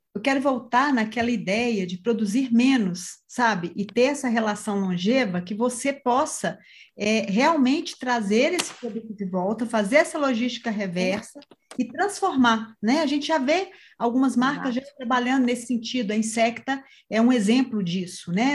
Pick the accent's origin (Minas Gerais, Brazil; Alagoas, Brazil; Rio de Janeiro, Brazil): Minas Gerais, Brazil; como boa mineira